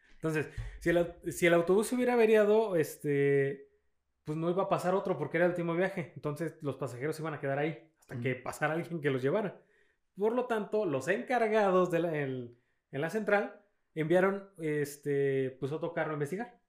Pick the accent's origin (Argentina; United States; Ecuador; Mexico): Mexico; somos clase media mexicanos